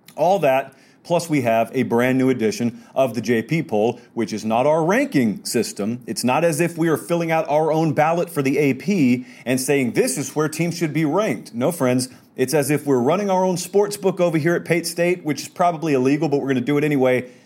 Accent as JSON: {"language": "English", "area": "Eastern time zone", "region": "Eastern US", "country": "United States", "tie": "born or raised there", "moved": "yes", "said": "I grew up in Eastern time zone, and I'm in Central now"}